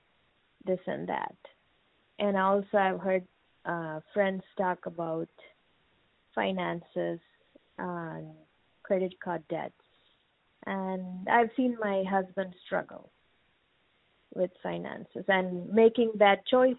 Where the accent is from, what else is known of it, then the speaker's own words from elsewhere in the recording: India; moved away as an adult; now in United States; I'm 39 years old, and I'm from India.